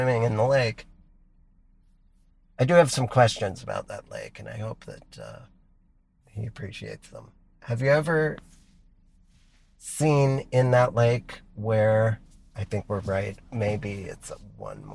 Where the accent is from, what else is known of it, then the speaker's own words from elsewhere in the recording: Missoula, Montana, United States; moved away; I grew up in Missoula, Montana